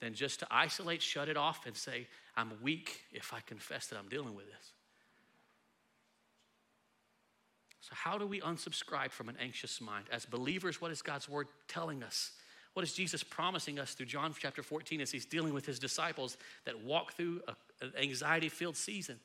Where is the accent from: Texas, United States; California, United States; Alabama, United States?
Texas, United States; we're from Texas